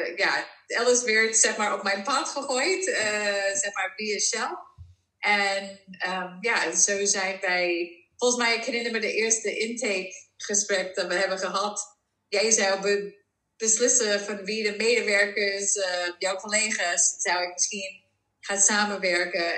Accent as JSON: {"language": "Dutch", "country": "Netherlands"}